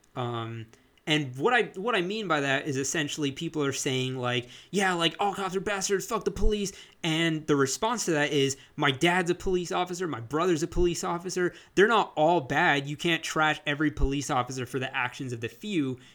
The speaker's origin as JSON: {"language": "English", "country": "United States", "said": "as Asian American, South Asian"}